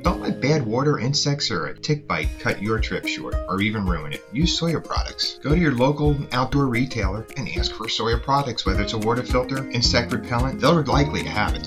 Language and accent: English; New Jersey, United States; I'm from New Jersey